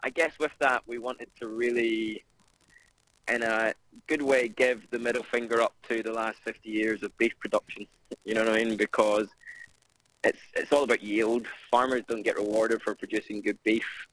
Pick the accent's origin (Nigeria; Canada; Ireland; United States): Ireland; moved away as an adult; now in London, United Kingdom; I'm from Ireland